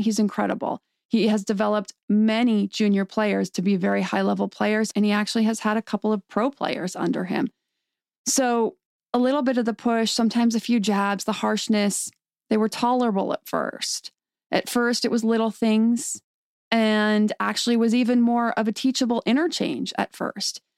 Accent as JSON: {"language": "English", "town": "State College", "region": "Pennsylvania", "country": "United States", "tie": "born or raised there", "also_born_or_lived": "Santa Clarita, California", "moved": "yes", "said": "I grew up in State College, Pennsylvania"}